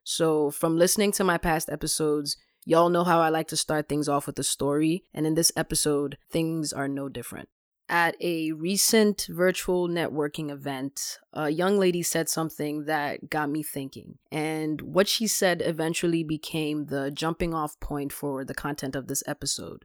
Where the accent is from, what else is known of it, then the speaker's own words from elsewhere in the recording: Ghana; moved away; I'm a Ghanaian born immigrant